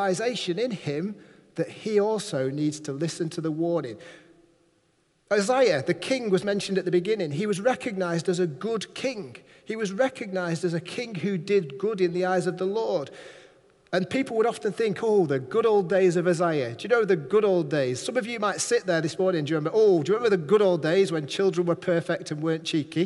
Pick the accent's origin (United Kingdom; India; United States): United Kingdom; Manchester, North West England; now in Barrow-in-Furness, United Kingdom; I'm from Manchester